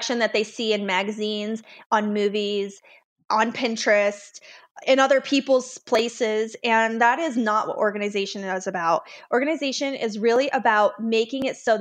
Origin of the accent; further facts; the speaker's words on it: Las Vegas, Nevada, United States; now in Colorado, United States; I'm from Las Vegas originally.